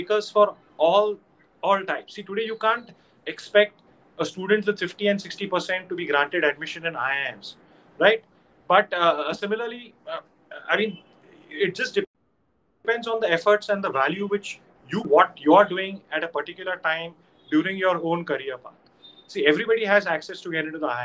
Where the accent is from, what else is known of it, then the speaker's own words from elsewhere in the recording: India; I'm an Indian